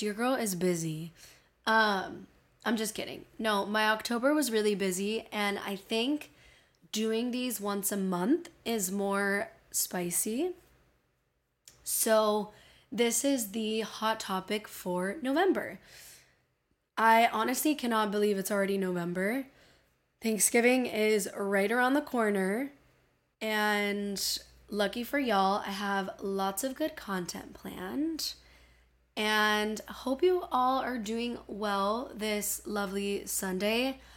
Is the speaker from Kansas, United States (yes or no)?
no; Miami, Florida, United States; accent: Miami; my Miami accent's